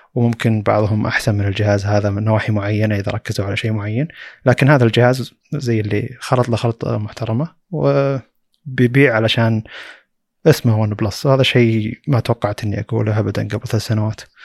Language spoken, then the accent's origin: Arabic; Saudi Arabia; عندنا في السعوديه